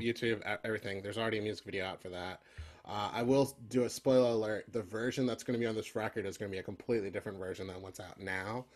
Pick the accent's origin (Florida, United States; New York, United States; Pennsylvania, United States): Pennsylvania, United States; Philadelphia; growing up in Philly